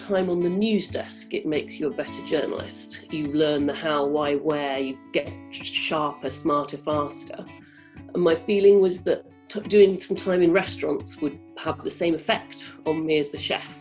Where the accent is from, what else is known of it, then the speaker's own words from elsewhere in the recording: Cambridge, East of England, United Kingdom; also born or lived in Newcastle upon Tyne; I grew up in Cambridge, and that's why I have no northern accent